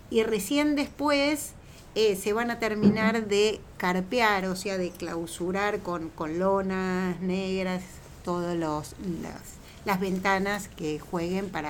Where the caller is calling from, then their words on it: Belgrano, Buenos Aires, Argentina; Hola, soy … de Belgrano y tengo una pregunta para Marlene.